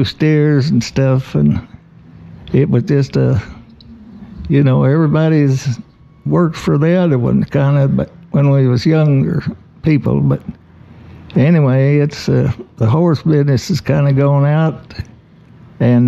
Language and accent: English; Osage County line, Oklahoma, United States; I was born and raised right here in Polk City, only on the Osage County line.